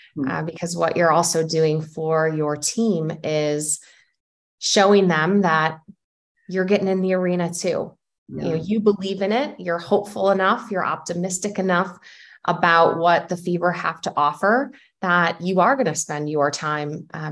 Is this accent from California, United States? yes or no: no; Illinois, United States; I'm from Illinois